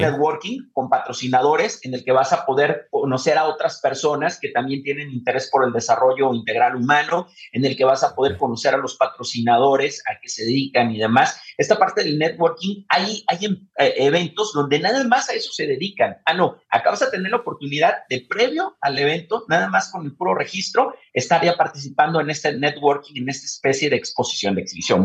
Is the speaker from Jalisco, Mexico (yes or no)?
yes; Guadalajara, Jalisco, Mexico; Nosotros somos tapatíos orgullosamente